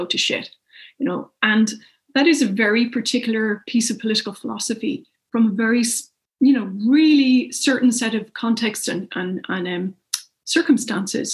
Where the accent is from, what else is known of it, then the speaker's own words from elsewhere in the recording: Ireland; now in United Kingdom; as an Irish person in the UK